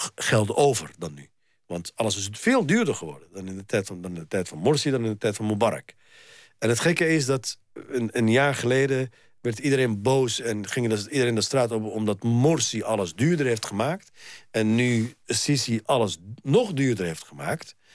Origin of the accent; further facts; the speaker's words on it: Egypt; now in Netherlands; Ik ben een Egyptenaar en ik ben een Nederlander